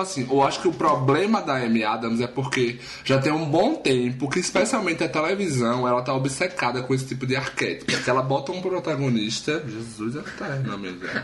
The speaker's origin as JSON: {"language": "Portuguese", "town": "Taquara", "country": "Brazil", "tie": "born or raised there", "also_born_or_lived": "Traipu", "moved": "yes", "said": "eu morei lá durante 18 anos da minha vida"}